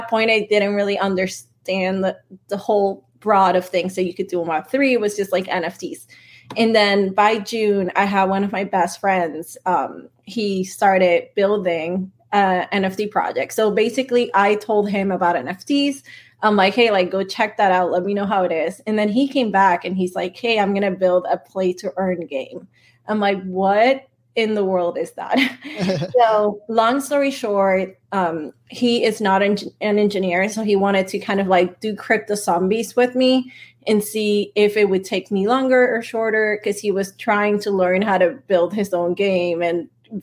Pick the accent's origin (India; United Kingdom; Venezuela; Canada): Venezuela; moved away; also born or lived in Silicon Valley; I'm Latina. I'm from Venezuela